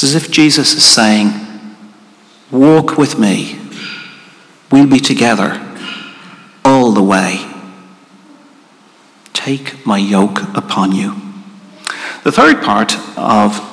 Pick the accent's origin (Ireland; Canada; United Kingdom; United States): Ireland; as Irish people